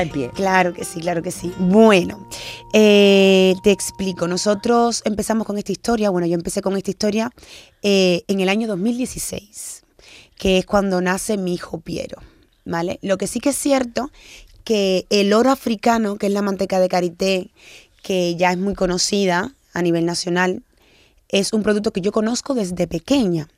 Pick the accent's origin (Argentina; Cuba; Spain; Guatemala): Cuba; also born or lived in Guinea-Bissau; yo nací en Cuba, pero mis padres son de Guinea-Bissau